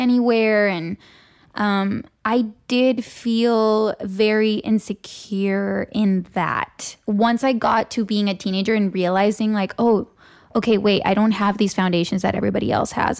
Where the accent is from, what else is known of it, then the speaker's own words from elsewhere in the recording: Tijuana, Baja California, Mexico; also born or lived in San Diego, California; now in Los Angeles, United States; So I grew up there, and that's really home